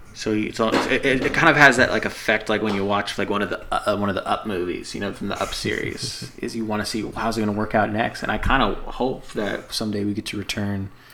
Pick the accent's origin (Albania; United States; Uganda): United States; me being ignorant American